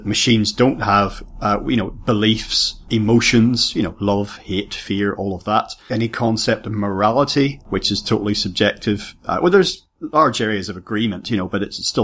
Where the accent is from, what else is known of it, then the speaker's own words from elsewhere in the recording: Ireland; I come from Ireland